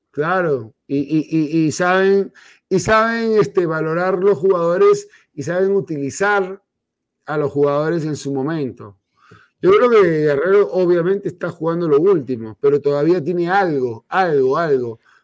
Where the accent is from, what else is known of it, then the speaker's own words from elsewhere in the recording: Peru; como peruano